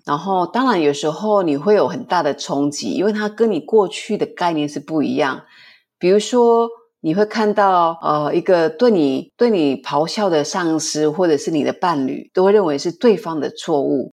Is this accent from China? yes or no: no; Taiwan; 我们是台湾人